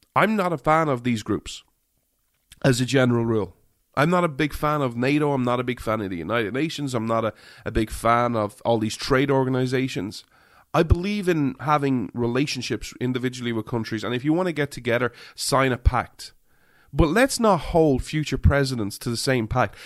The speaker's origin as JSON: {"language": "English", "country": "Ireland", "said": "I'm an Irishman"}